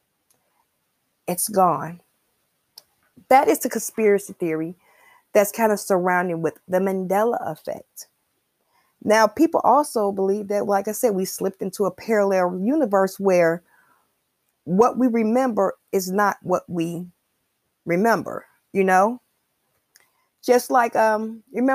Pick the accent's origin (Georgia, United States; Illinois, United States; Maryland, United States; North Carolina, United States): Illinois, United States; Chicago; I'm from Chicago. And I'm an 80s baby